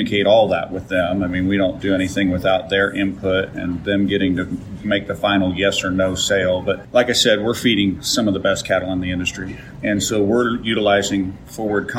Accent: Council Grove, Kansas, United States; I reside in the Flint Hills of Kansas. Council Grove is my hometown

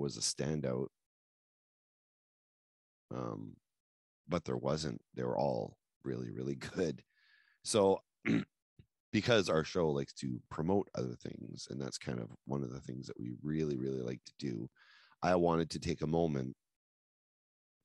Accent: New Brunswick, Canada; we came from New Brunswick. So we're in a big town

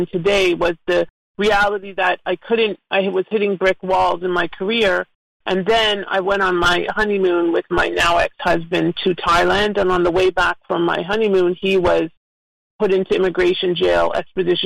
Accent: Toronto, Ontario, Canada; moved away as an adult; now in South Florida, United States; So I am originally from Toronto, and I've been down here in South Florida for over 20 years now.

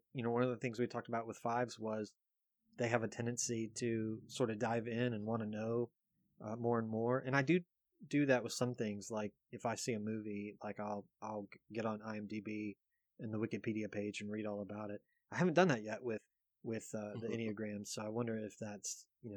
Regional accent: East Coast, United States; I grew up on the East Coast

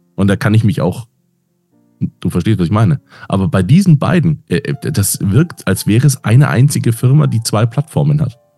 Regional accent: Munich, Bavaria, Germany; Ich bin ja Münchner

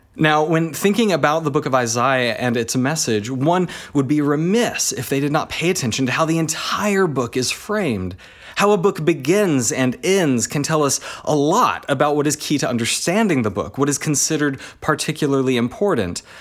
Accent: Texas, United States; moved away as an adult; also born or lived in Alaska / United Kingdom; now in Australia; I have spent most of my time in Texas, and, uh, that's, uh, uh, where I, I kinda did primary school and did uni

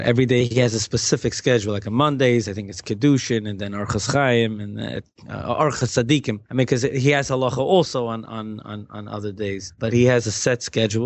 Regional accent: New York City, New York, United States; also born or lived in Manhattan / Queens; I was born in Manhattan, but my parents were in Queens till I was 4. Then Flatbush all the way straight. I've been in Flatbush since I was 4

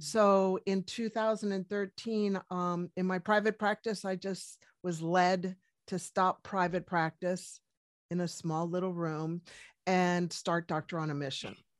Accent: Washington, District of Columbia, United States; moved away as an adult; also born or lived in Colorado; now in New Zealand; originally from Washington, D C. I am American, but, uh, moved to New Zealand in two thousand

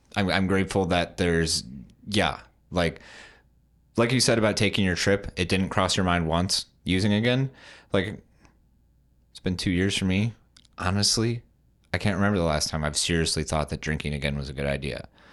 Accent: West Michigan, United States; I'm from West Michigan, but, like, so I've always been around Grand Rapids

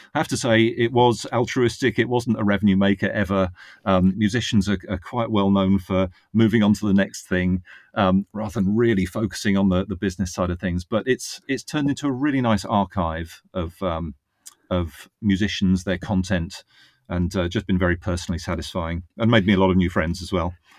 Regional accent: Northwood, East of England, United Kingdom; moved away as an adult; also born or lived in Reading; now in Virginia, United States; That was in Northwood. um, which is in Hertfordshire.

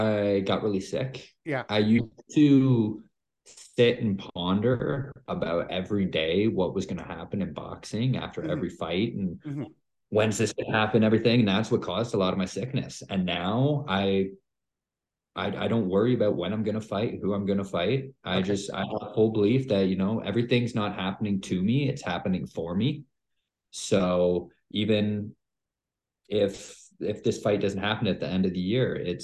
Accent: Canada; born or raised there

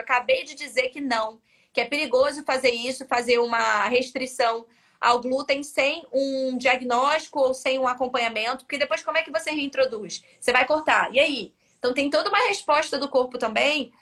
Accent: Rio de Janeiro, Brazil; accent: carioca; eu sou carioca, tá? Carioca tem algumas gírias.

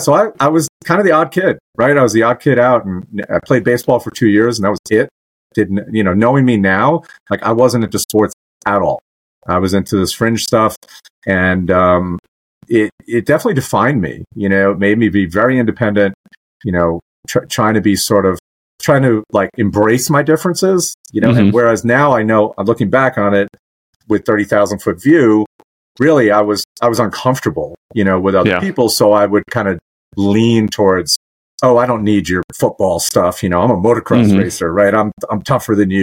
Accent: New York, United States; moved away; I grew up in you know, people say New York, they think Manhattan. No. I was in like white trash

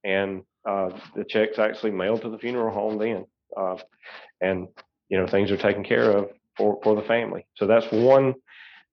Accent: Seneca, South Carolina, United States; I actually grew up in Seneca. I'm a Bobcat. I was 1992, born at Oconee Hospital in 74 and, kind of moved around a little bit, never really have left the upstate.

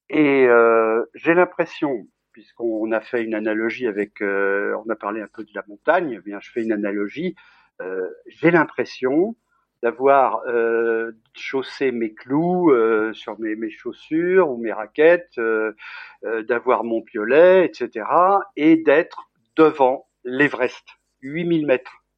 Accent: Bourg-Saint-Maurice, Auvergne-Rhône-Alpes, France; born there; Je suis né à Bourg-Saint-Maurice. Ah. ma mère était de Bozelle, qui est le village juste en dessous de Courchevel. Et euh, moi, moi, j'ai pas vécu vraiment là-bas, mais j'y étais très souvent.

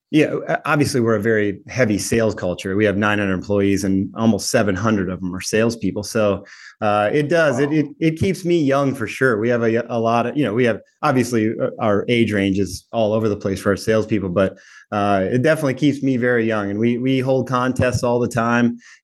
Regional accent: Minnesota, United States; now in Chattanooga, United States; I grew up in Minnesota, but I'm now in Chattanooga.

